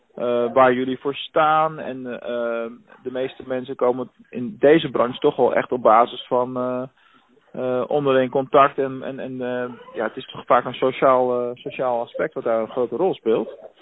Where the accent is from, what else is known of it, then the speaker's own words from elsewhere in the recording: Rotterdam, South Holland, Netherlands; now in Venlo, Netherlands; ik kom zelf uit Rotterdam, dus ik weet wel hoe het werkt in de grote stad